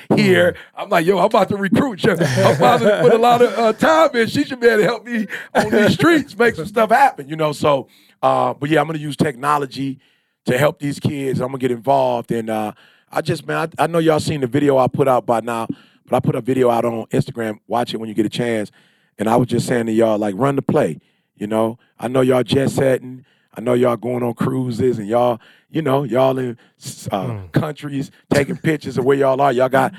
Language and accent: English; Detroit, Michigan, United States; I'm from Detroit. We read 21 books a year. I'm from Detroit. We write books.